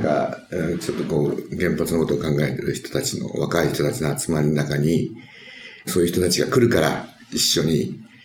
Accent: Tokyo, Japan; 僕が小さい時に育った杉並の和田という地域

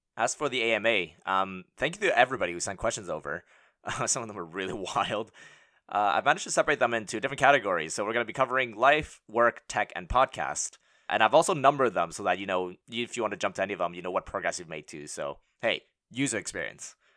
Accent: Montreal, Quebec, Canada; moved away as an adult; also born or lived in Hong Kong / London; now in Bay Area, United States; I was born and raised in Montreal

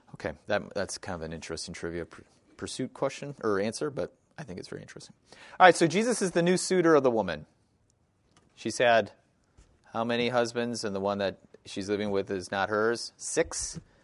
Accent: Wisconsin, United States; I grew up in Wisconsin

